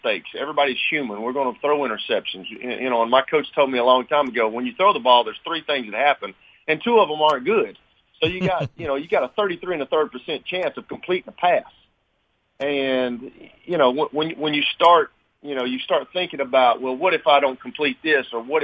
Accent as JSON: {"language": "English", "area": "Lincoln County", "region": "Tennessee", "country": "United States", "tie": "born or raised there", "said": "when I was growing up in Lincoln County"}